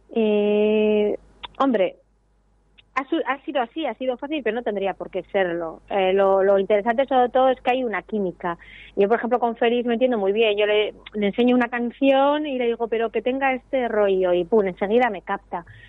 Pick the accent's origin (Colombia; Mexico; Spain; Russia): Spain; Ibarra, Gipuzkoa, Basque Country; yo soy de Ibar, que es un pueblo de Guipúzcoa